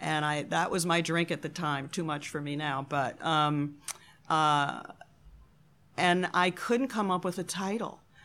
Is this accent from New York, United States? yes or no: yes; Buffalo, New York, United States; I was born in Buffalo, New York, Great Lakes City